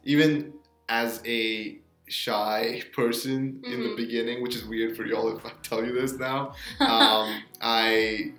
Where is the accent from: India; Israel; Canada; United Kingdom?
India; moved away as an adult; now in United States; I'm from India. I came in here in 2018.